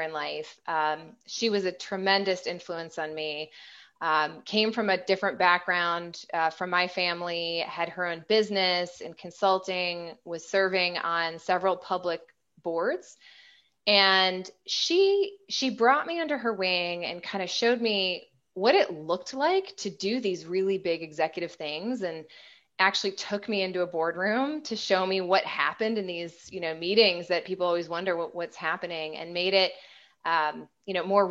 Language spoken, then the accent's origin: English; Chicago, Illinois, United States; now in Miami, United States; I was born and raised in Chicago